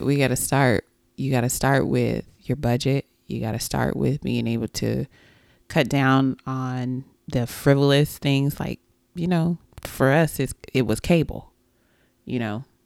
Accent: Texas, United States; I am a Texan, a native Texan

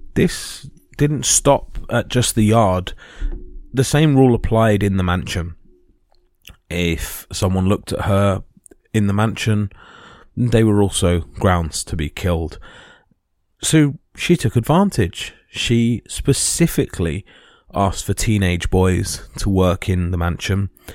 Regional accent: United Kingdom; we as British

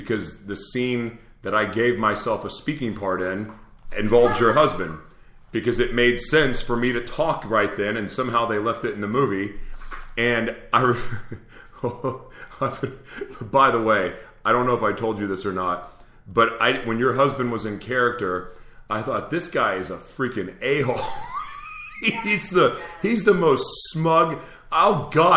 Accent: Oklahoma, United States; I'm from Oklahoma

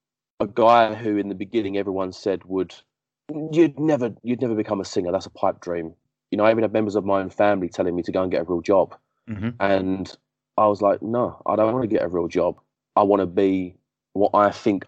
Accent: Essex, East of England, United Kingdom; also born or lived in Barking, London; when I was about 5 years old, my mum moved out of the area to Essex, and we moved

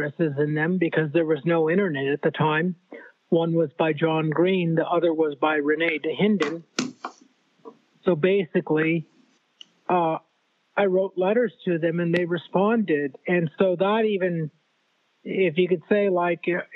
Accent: Southern California, United States; Born and raised in California, Southern California

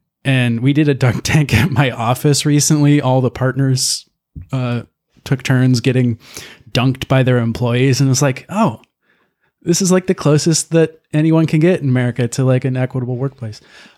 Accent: Chicago, Illinois, United States; But that's the only time as like a Chicagoan you would eat deep dish pizza

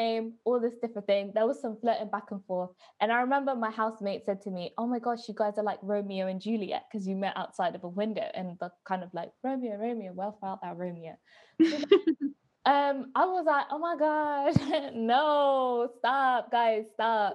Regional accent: Coventry, West Midlands, United Kingdom; I'm from Coventry

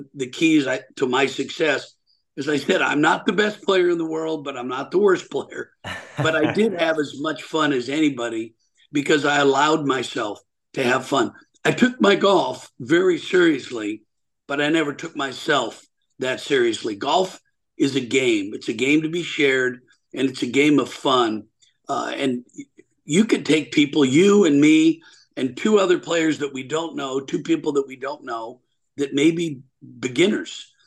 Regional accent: Portland, Oregon, United States; I'm from Portland, Oregon, originally

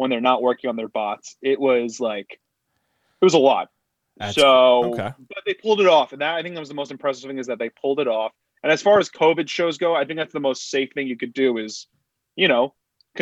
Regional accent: Boca Raton, Florida, United States; moved away as an adult; also born or lived in Hartford / New York; I grew up in Boca Raton. Went to college in Hartford, and then I moved to New York as soon as I graduated

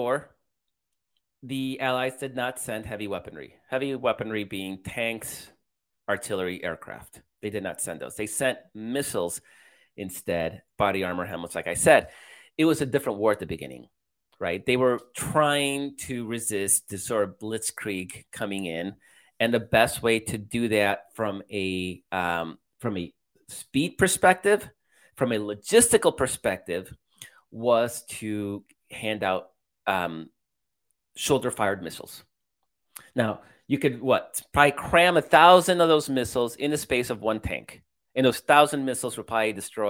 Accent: Chicago, Illinois, United States; moved away; I'm from Chicago.

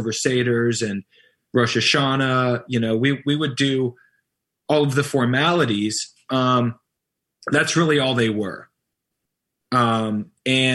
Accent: Atlanta, Georgia, United States; now in Nashville, United States; So I'm from Atlanta, Georgia.

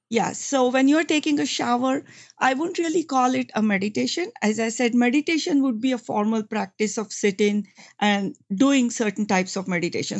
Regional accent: India; moved away as an adult; I come from India. I came to this country about thirty years ago.

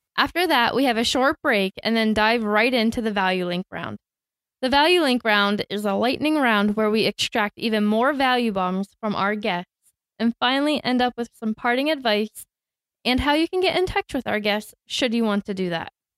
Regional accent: Tampa, Florida, United States; I grew up in Tampa and went to school to become a teacher

